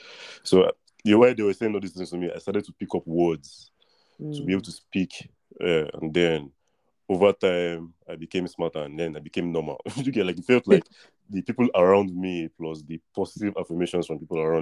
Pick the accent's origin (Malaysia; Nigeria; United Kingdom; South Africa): Nigeria; Lagos; also born or lived in Russia; And then I was born in Russia, and then when I came to Lagos, Nigeria, I went to a primary school